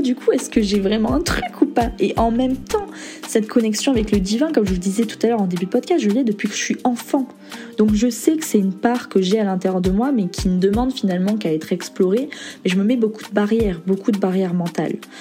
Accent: Toulon, Provence-Alpes-Côte d'Azur, France; J'ai grandi à Toulon, dans le sud

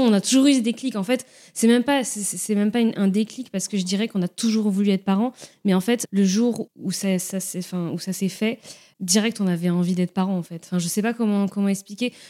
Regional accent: Nantes, Pays de la Loire, France; moved away as an adult; now in Rennes, France; je viens de Nantes, je suis à Rennes depuis 3-4

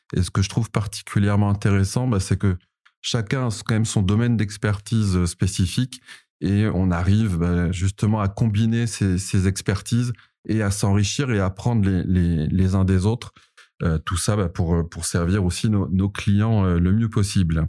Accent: Paris, Île-de-France, France; accent: Parisian; also born or lived in Montreal, Canada; Ensuite, je suis revenu à Paris. Donc, j'ai changé mon accent. Mon accent a, repris cet accent euh, parisien que vous entendez aujourd'hui

